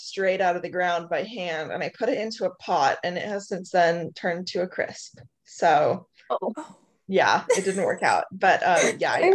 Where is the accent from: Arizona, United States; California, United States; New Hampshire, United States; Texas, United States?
Arizona, United States; moved away as an adult; also born or lived in Flagstaff, Arizona; now in Hawaii, United States; I grew up in Arizona.